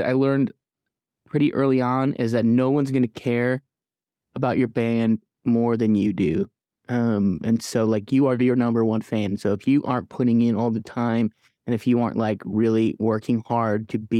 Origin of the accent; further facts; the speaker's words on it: Midland, Michigan, United States; also born or lived in Kalamazoo, Michigan / Detroit, Michigan; now in Nashville, United States; I'm from Midland, Michigan. I lived in Kalamazoo, Michigan. I lived in Detroit, Michigan, but I currently live in Nashville, Tennessee.